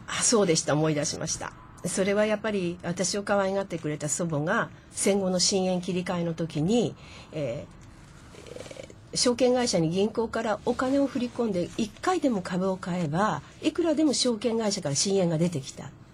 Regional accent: Miura Peninsula, Kanagawa, Japan; moved away as an adult; also born or lived in Kodaira, Tokyo; はい私は神奈川県の三浦半島ですえー、乗り入れてる電車は横浜横須賀久里浜三浦海岸京浜急行の終点あたりで育ちました

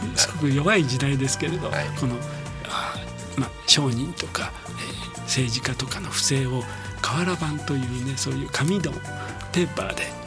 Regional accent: Osaka, Japan; moved away as an adult; also born or lived in Suginami, Tokyo / Nerima, Tokyo / Tanashi, Tokyo; now in Kodaira, Japan; 生まれは大阪なんですよ。

